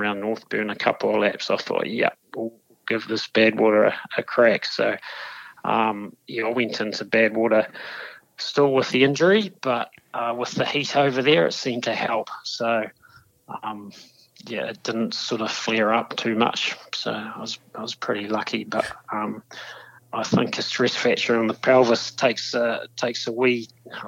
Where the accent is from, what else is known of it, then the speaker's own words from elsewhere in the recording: Dunedin, Otago, New Zealand; born and bred in Dunedin